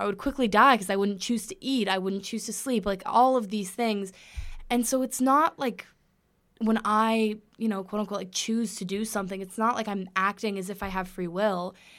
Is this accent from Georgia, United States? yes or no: no; Los Angeles, California, United States; moved away as an adult; now in Connecticut, United States; I'm from Los Angeles, California